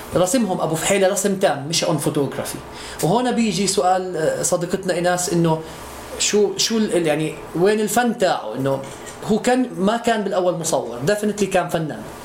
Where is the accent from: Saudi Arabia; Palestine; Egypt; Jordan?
Palestine; Bethlehem, West Bank; also born or lived in Jerusalem; انا ولدت بالقدس بس انا اب وام تلحمي من 452 سنه